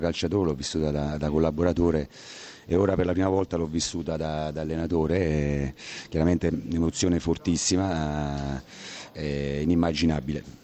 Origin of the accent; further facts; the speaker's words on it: Naples, Campania, Italy; essendo napoletano